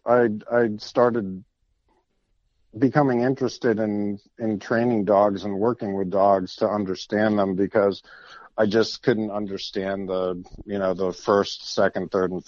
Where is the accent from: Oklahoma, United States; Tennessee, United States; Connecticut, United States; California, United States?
Connecticut, United States; Meriden; I grew up in Connecticut on a dairy farm right in the middle of what used to be the Connecticut River Valley Firearms Companies. I was born in Meriden